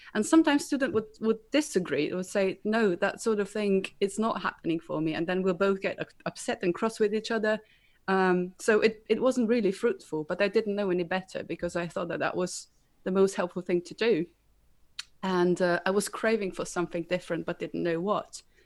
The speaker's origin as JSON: {"language": "English", "country": "Slovenia", "moved": "as an adult", "lives_now": "United Kingdom", "said": "I'm originally from Slovenia, moved over to the UK uh, about two years ago"}